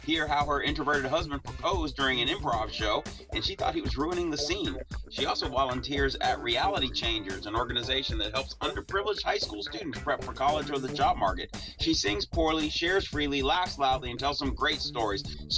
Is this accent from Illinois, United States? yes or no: yes; Chicago, Illinois, United States; It's funny, I grew up in Chicago